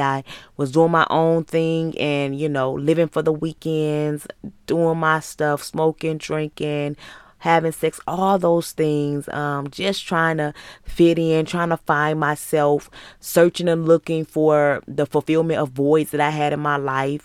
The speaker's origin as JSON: {"language": "English", "town": "Muskegon", "region": "Michigan", "country": "United States", "tie": "born or raised there", "moved": "as an adult", "lives_now": "Georgia, United States", "said": "I was born and raised in Muskegon, Michigan"}